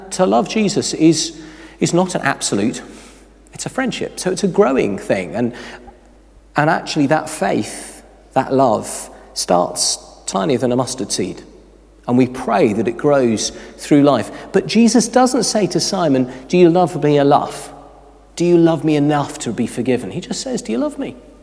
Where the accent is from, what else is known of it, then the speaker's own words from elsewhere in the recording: United Kingdom; We are very British